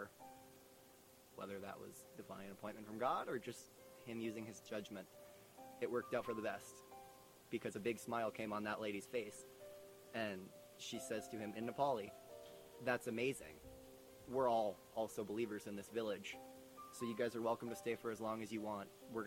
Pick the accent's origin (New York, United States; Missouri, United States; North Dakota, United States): North Dakota, United States; Minot; moved away as an adult; I am from Minot, North Dakota